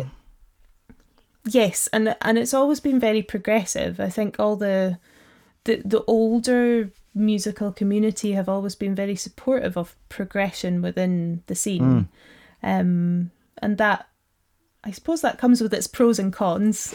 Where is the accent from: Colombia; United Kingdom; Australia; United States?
United Kingdom; Black Isle, Ross-shire, Highlands of Scotland; I'm from uh, the Black Isle, which is just north of Inverness.